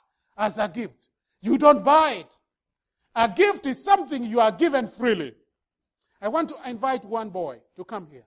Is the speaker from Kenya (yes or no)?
yes; Kenya; now in Minnesota, United States; I come from Kenya